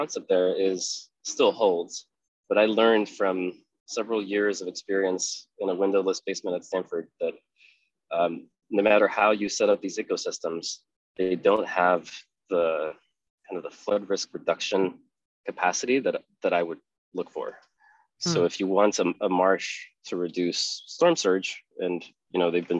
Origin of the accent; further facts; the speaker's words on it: Spain; moved away; also born or lived in Netherlands; I grew up in Spain. And when my father finished his PhD, we moved to the Netherlands